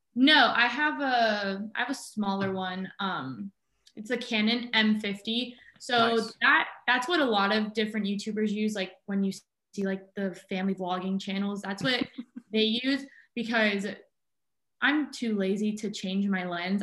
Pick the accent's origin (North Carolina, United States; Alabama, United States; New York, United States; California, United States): California, United States; Southern; moved away as an adult; now in Juneau, United States; I'm originally from Southern California